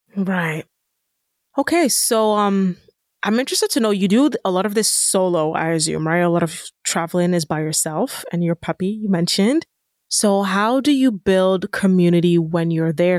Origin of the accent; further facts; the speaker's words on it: Nigeria; I'm Nigerian